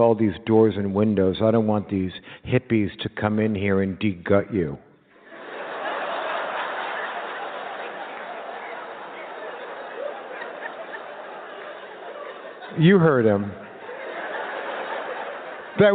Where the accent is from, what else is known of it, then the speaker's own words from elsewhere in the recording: Los Angeles, California, United States; I was born in Los Angeles in a house in a canyon